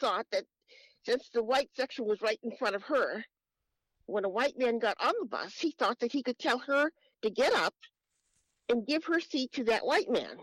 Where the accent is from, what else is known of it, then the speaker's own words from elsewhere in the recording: East Coast, United States; I'm from the East Coast